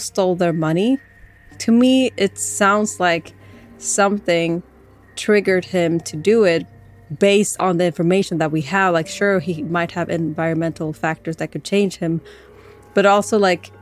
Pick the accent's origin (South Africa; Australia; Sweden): Sweden; But as I am a Swedish, I was born in Sweden